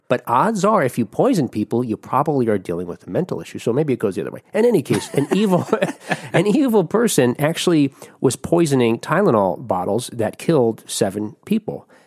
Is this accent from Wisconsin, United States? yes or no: no; Jersey City, New Jersey, United States; moved away; in New Jersey, where I grew up in Jersey City, New Jersey